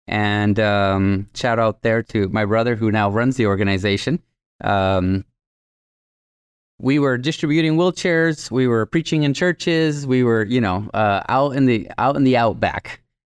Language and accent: English; Tamaulipas, Mexico; first language Spanish; English is a second language; right across the border from Laredo, Texas. So I grew up with 50 brothers and sisters. Spanish was my first language